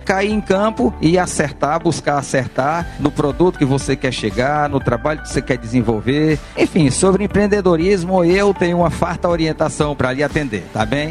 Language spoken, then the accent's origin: Portuguese; Picos, Piauí, Brazil; born or raised there; moved away as an adult